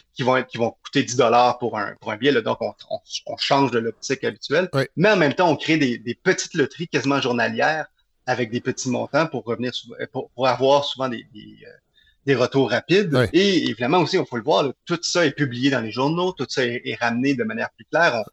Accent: Montreal, Quebec, Canada; je viens de Villemard

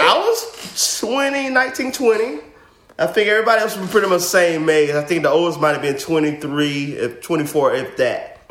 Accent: Zebulon, North Carolina, United States; moved away; Born and raised in Zebulon

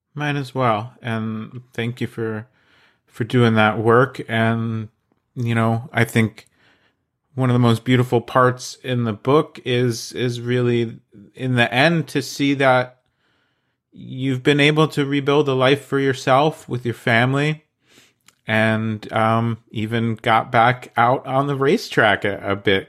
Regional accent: New Jersey, United States; I'm from New Jersey, so welcome to the Garden State

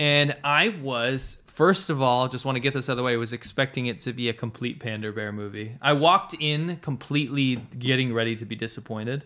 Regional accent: United States; I'm an American, I don't consider myself German

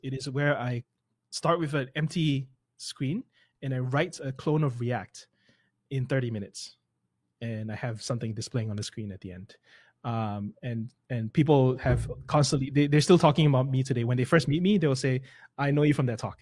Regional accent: Singapore; first language English; moved away; I come from Singapore, I don't come from the U S

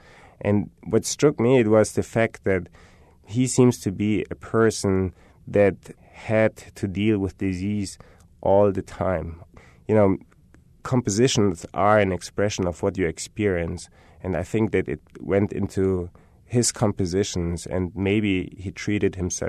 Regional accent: Germany; I'm from Germany. I have German rap.

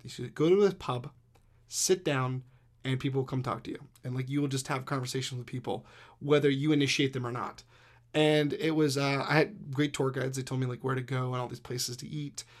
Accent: East Coast, United States; I grew up on the East Coast

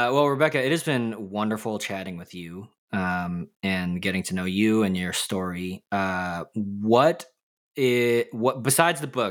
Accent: United States; accent: American; I am American

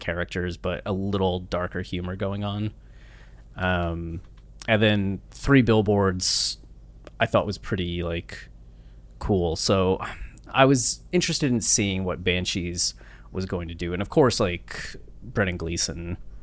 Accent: Ohio, United States; moved away; I'm from a small town in Ohio, 5,000 people

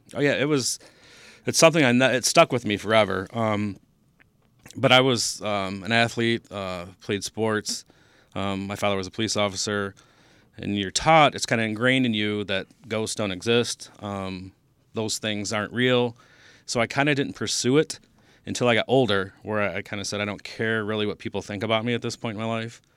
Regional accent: Taylor, Michigan, United States; I grew up in Taylor

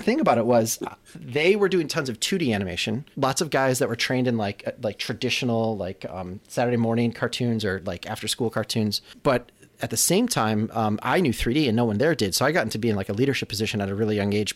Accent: Chicago, Illinois, United States; moved away as an adult; also born or lived in Los Angeles; Digital Kitchen, which was my hometown kind of studio. When I left Chicago to go to L

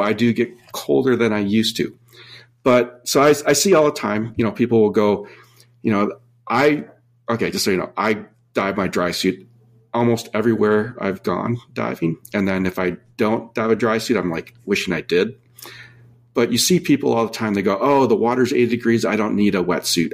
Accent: Minnesota, United States; now in San Diego, United States; I grew up in Minnesota

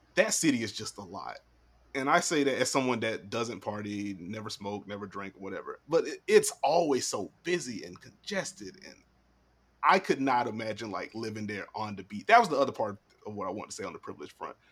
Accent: South Carolina, United States; I'm from South Carolina

